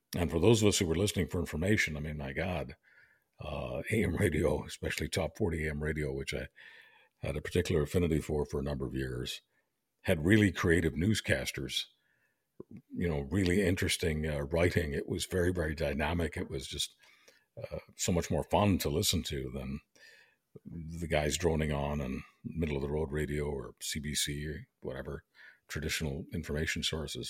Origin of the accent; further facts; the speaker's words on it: Montreal, Quebec, Canada; also born or lived in Europe; I was born in, uh, Europe, but, uh, got to Canada when I was two and a half years old, so I was raised in Montreal